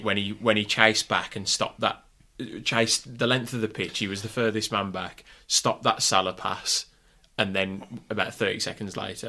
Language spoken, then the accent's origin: English; United Kingdom; But we are British football fans